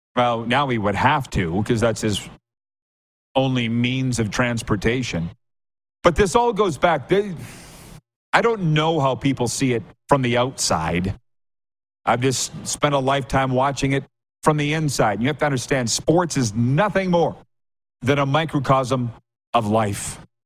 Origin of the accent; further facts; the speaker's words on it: Saskatchewan, Canada; I'm from Saskatchewan